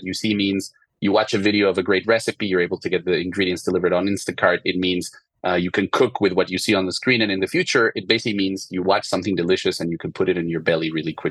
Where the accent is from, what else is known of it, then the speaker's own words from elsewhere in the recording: Mexico City, Mexico; moved away as an adult; also born or lived in France; I'm originally from Mexico City and grew up in a family of restaurants and chefs